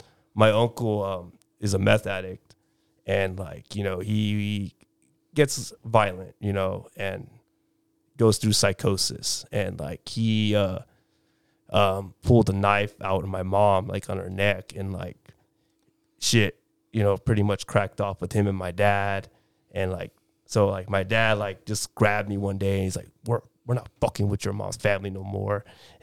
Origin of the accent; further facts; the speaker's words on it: Chula Vista, California, United States; Chula Vista.